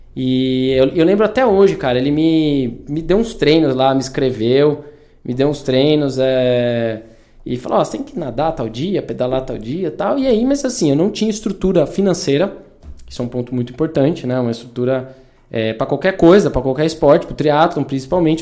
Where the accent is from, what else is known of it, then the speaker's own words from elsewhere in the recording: interior of São Paulo, Brazil; also born or lived in Vinhedo; eu cresci, nasci aqui em Datuba, né, interior de São Paulo